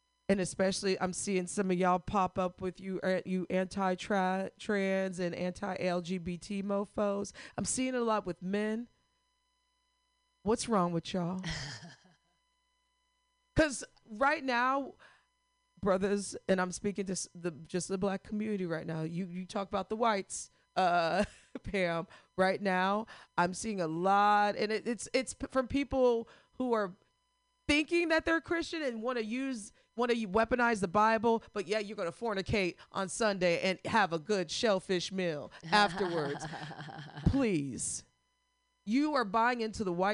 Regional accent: Missouri, United States; my home state of misery

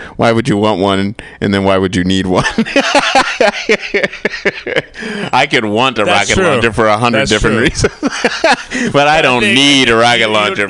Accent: Michigan, United States; I grew up in Michigan.

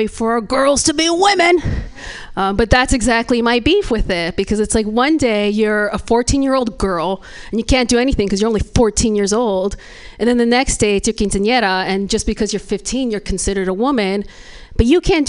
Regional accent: Hayward, California, United States; I am from Hayward. I grew up in Hayward. I live there now

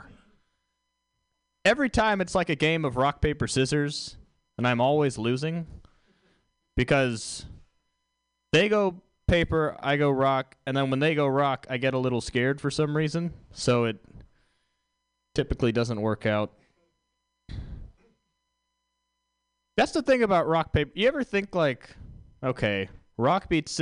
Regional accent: Texas, United States; I'm from Texas

